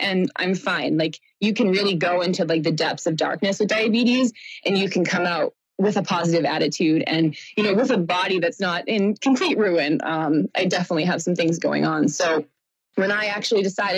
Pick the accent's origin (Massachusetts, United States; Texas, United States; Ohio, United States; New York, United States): Massachusetts, United States; Boston; I am from Boston, just south